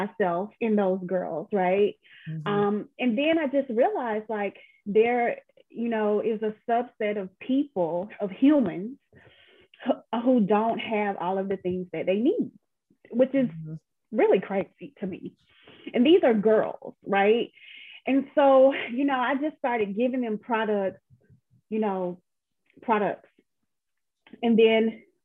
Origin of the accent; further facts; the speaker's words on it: Atlanta, Georgia, United States; I was born and raised in Atlanta, and this is my home